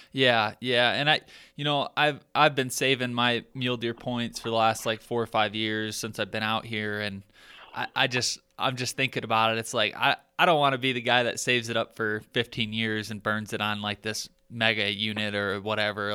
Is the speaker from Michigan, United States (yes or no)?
yes; Michigan, United States; now in Colorado, United States; growing up in Michigan, like that's that's my roots